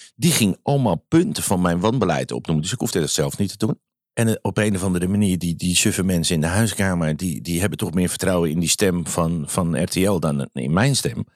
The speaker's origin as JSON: {"language": "Dutch", "town": "Amsterdam", "region": "North Holland", "country": "Netherlands", "said": "ik ben Amsterdammer"}